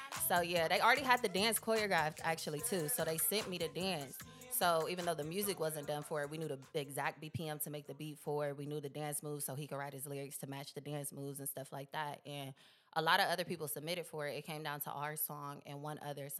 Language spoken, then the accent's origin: English; Columbus, Ohio, United States; now in Atlanta, United States; Columbus, Ohio, 614.